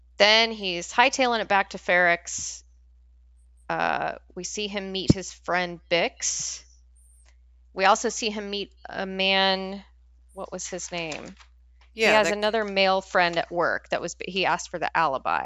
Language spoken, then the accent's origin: English; Scotland, United Kingdom; I'm snooty because I'm Scottish, so